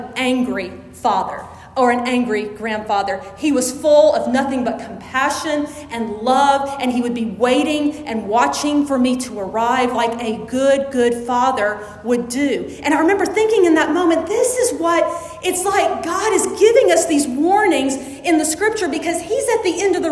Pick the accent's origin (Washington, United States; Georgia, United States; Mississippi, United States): Mississippi, United States; Jackson; When I was growing up in Jackson